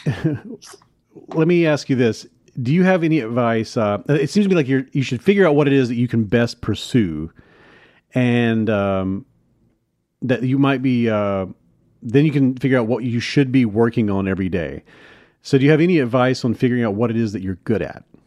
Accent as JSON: {"language": "English", "town": "Hattiesburg", "region": "Mississippi", "country": "United States", "tie": "born or raised there", "said": "my hometown hattiesburg mississippi"}